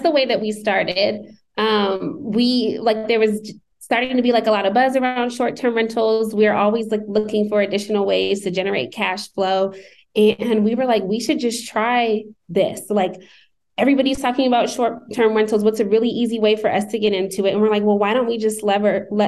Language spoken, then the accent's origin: English; Shaker Heights, Ohio, United States; moved away as an adult; also born or lived in Massachusetts; now in Atlanta, United States; I'm from Shaker Heights, Ohio, which is just outside of Cleveland